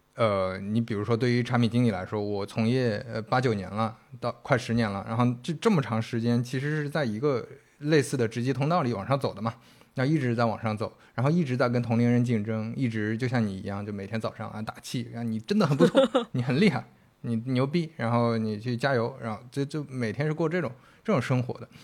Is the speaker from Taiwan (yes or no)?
no; northern China, China; 我们都是北方人嘛